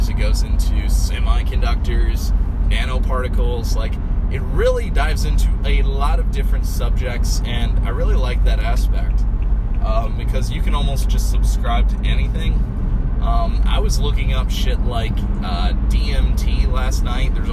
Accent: Cape Girardeau, Missouri, United States; I'm on the go. I'm from Cape Girardeau, coming to St. Louis.

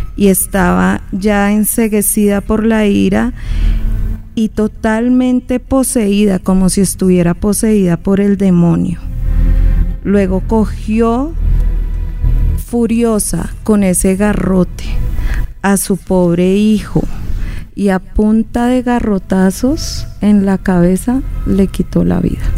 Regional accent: Llanos Orientales, Colombia; una de las historias más contadas de mi tierra, ¿no? De todo el llano

